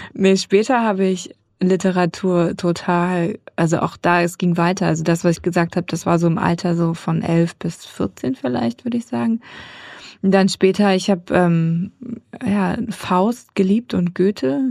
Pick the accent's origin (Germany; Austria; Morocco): Germany; Darmstadt, Hesse; sie sind aus dem geliebten Schwarzwald weggezogen nach Südhessen und dort bin ich geboren, in Darmstadt und habe mich auch selber eigentlich immer als Hessin vorgestellt